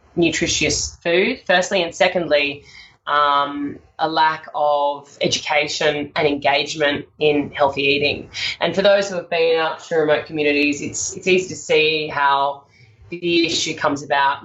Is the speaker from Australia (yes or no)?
yes; Sydney, New South Wales, Australia; I grew up in Sydney and I uh, had a, a, lovely upbringing